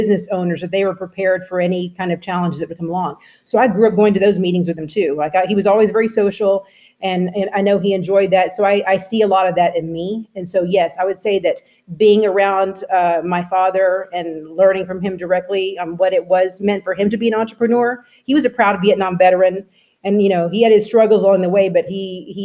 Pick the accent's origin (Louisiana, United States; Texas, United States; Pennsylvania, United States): Texas, United States; born or raised there; now in Florida, United States